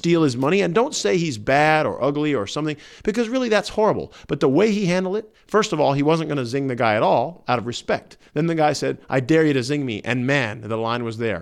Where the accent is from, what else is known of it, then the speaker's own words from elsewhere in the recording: the Bible Belt, United States; I grew up in the Bible Belt